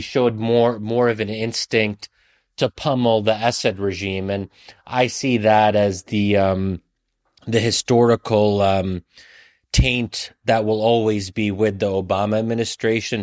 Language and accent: English; United States; I'm an American who is a member of the center left slash left